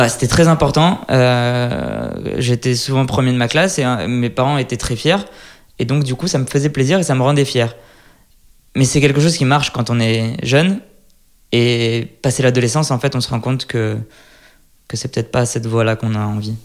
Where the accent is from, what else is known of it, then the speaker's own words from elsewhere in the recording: Lyon, Auvergne-Rhône-Alpes, France; moved away as an adult; now in Israel; je suis né à Lyon, et donc d'une mère égyptienne et d'un père marocain